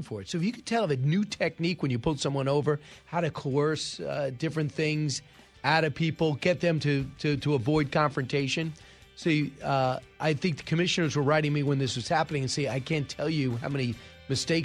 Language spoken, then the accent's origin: English; Long Island, New York, United States; where I grew up on Long Island